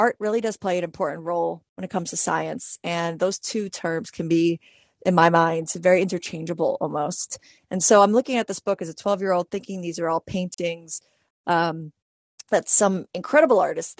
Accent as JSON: {"language": "English", "town": "New York City", "region": "New York", "country": "United States", "tie": "born or raised there", "said": "I was 12 years old and I grew up in New York City"}